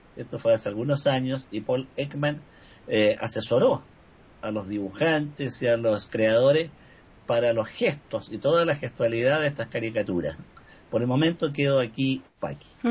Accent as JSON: {"language": "Spanish", "country": "Chile", "said": "en mi país"}